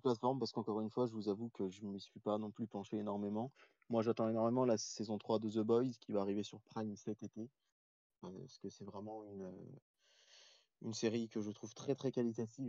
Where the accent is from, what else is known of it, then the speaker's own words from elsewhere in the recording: France; par chez nous en France